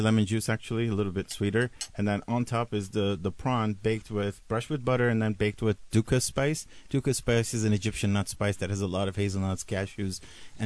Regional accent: Turkey; I'm from the Middle East. I'm from Turkey.

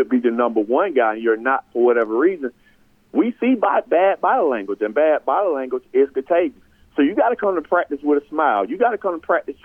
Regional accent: Sandersville, Georgia, United States; I'm from Sandersville

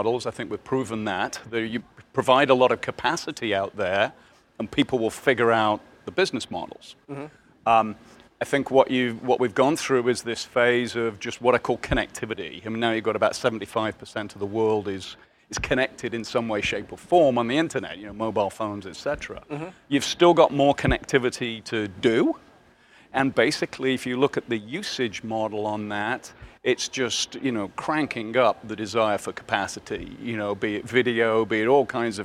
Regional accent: Birmingham, West Midlands, United Kingdom; moved away; I grew up in Birmingham, you know, essentially, which is the sort of center of the UK.

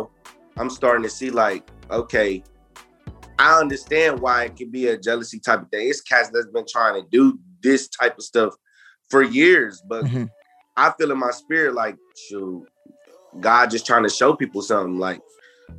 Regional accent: Jackson, Michigan, United States; now in Columbus, United States; I'm from Jackson, Michigan, 517

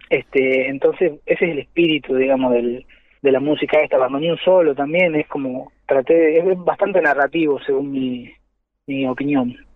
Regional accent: Jujuy, Argentina; yo soy de Jujuy

